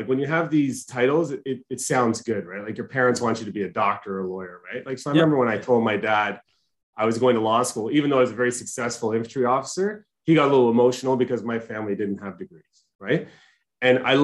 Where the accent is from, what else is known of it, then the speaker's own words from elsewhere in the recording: Markham, Ontario, Canada; I grew up in Markham, Ontario